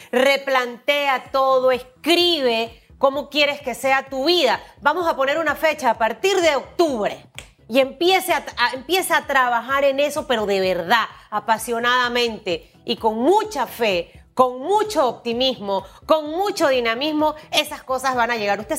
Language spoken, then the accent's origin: Spanish; Chiriquí, Panama; de mi Chiriquí.